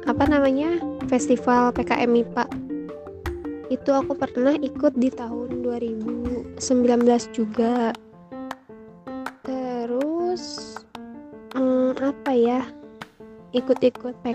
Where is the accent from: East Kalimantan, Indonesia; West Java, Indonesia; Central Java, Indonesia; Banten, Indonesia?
Banten, Indonesia; Tangerang; Eh, asal daerah saya dari Tangerang.